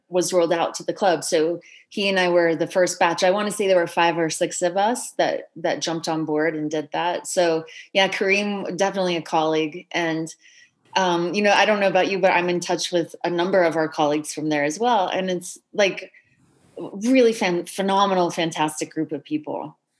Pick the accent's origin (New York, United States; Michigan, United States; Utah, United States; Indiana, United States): Utah, United States; Orem; moved away; I grew up in Orem, Utah, which is on the Wasatch Front under the shadow of an 11,000 foot mountain about one hour south of Salt Lake City